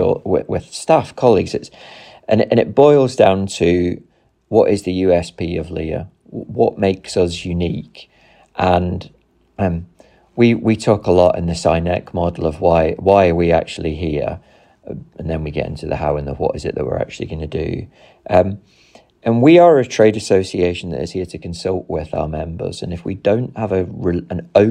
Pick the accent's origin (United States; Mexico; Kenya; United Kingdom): United Kingdom; Nottinghamshire, East Midlands; I grew up in Nottinghamshire in the 1990s